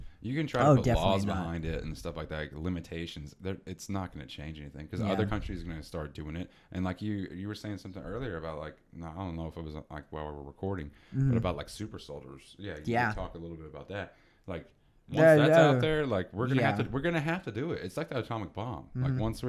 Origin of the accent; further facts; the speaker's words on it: Texas, United States; We're both from Texas